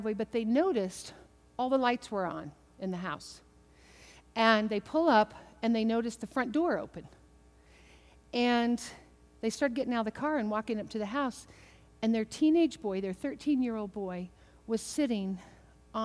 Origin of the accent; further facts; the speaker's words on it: Kentucky, United States; I'm from Kentucky